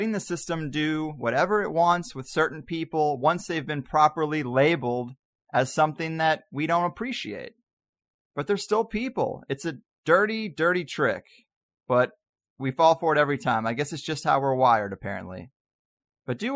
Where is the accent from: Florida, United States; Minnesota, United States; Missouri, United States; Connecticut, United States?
Missouri, United States; I grew up in Missouri in a place where the KKK literally solicits for new members at the Peevely Flea Market flag booth